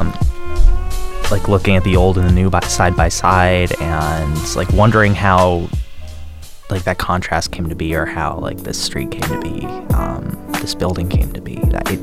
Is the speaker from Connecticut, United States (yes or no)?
no; Newburyport, Massachusetts, United States; I grew up in a city called Newburyport